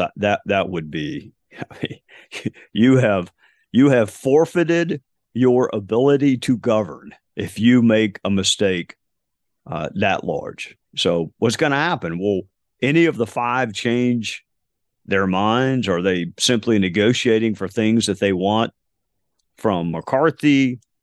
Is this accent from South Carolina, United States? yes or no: yes; Spartanburg, South Carolina, United States; my hometown, uh, of Spartanburg, South Carolina